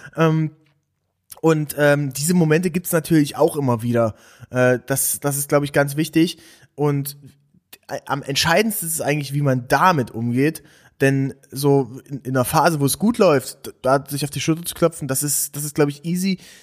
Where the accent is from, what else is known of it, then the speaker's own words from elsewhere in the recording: Aken, Saxony-Anhalt, Germany; moved away; ich komme komm ja aus, aus der Region, ich komme aus, aus Aachen an der Elbe, bei Dessau ist das.